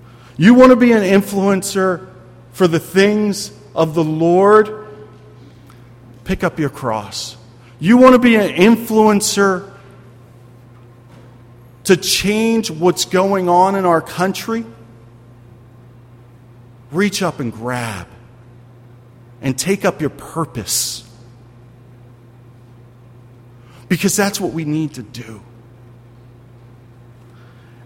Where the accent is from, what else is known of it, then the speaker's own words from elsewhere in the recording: Philadelphia, Pennsylvania, United States; I'm from Philadelphia